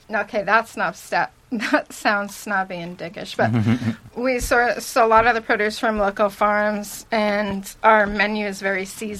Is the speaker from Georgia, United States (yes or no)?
no; Orange County, California, United States; now in Los Angeles, United States; I grew up in Orange County, but when I was 18, I got the fuck out.